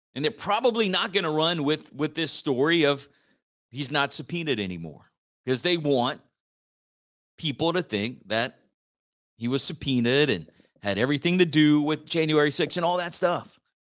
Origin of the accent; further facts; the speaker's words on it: Church Point, Louisiana, United States; I grew up in Church Point, still live in Church Point